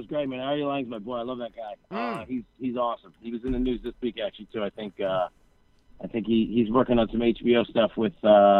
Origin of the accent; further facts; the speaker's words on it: Syracuse, New York, United States; also born or lived in Albany; now in Hoboken, United States; I'm from Syracuse in Albany. I'm in Albany right now